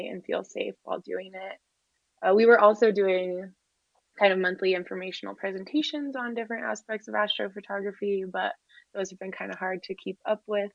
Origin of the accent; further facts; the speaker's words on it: Moab, Utah, United States; I grew up in Moab, which is rural Utah community